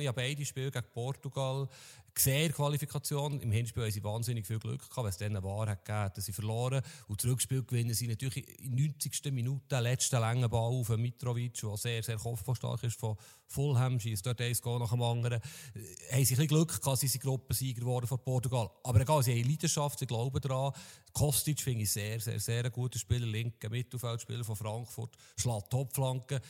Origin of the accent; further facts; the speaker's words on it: Switzerland; wir Schweizer Fußballfans oder Journalisten